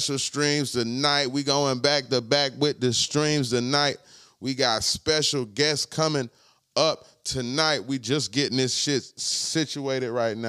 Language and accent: English; Palm Beach, Florida, United States; I'm from Palm Beach